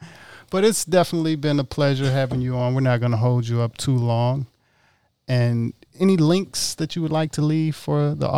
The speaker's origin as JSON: {"language": "English", "region": "Mississippi", "country": "United States", "moved": "yes", "said": "Like, I'm originally from Mississippi. You know, from the South."}